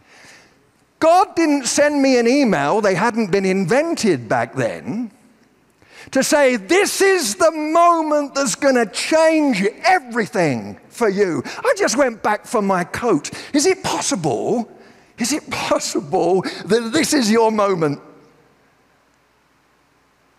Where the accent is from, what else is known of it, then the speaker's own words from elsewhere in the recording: United Kingdom; I'm British